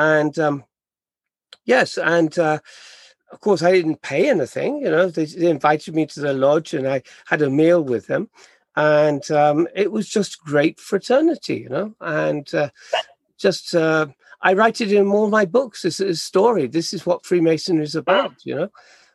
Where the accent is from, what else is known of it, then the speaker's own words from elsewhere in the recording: England, United Kingdom; now in Japan; being English